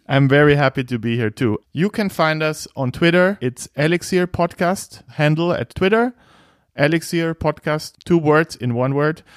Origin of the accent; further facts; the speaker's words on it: Bavaria, Germany; I am chairman from Bavaria